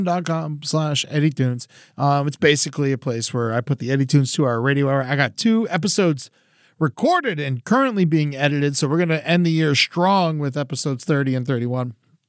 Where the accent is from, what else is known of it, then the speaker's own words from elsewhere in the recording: Boca Raton, Florida, United States; also born or lived in Orlando; I was born in Orlando, but I went to high school and middle school there. So I feel like I treat Boca as where I'm actually from.